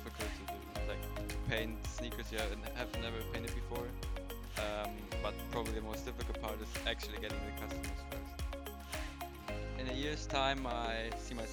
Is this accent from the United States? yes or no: no; Germany; I'm from Germany